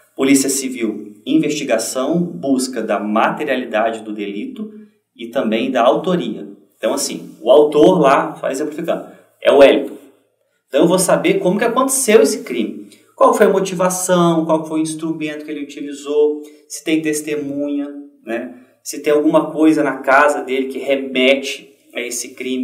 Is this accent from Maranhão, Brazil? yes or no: no; Juiz de Fora, Minas Gerais, Brazil; moved away as an adult; also born or lived in Paraná; lá na minha cidade de Juiz de Fora